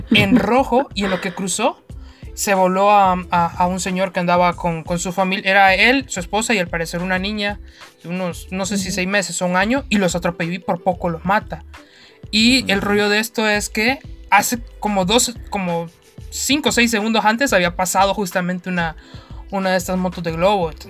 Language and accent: Spanish; Honduras; uno siendo hondureño